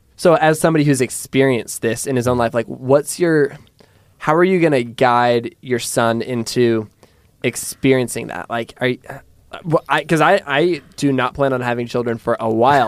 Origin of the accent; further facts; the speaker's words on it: Pullman, Washington, United States; I grew up in Pullman, Washington